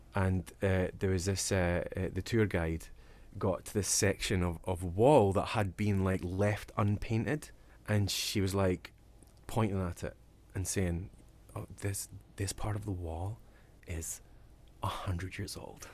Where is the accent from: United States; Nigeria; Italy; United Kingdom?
United Kingdom; Dundee, Scotland; accent: Dundonian; the east coast of Scotland where I'm from. So my accent is Dundonian